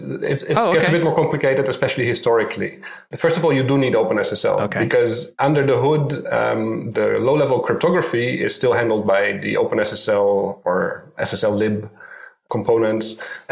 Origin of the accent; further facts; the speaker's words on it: Netherlands; now in Tel Aviv, Israel; Okay, I live in Tel Aviv, Israel. I'm not a local, actually. I came here from the Netherlands.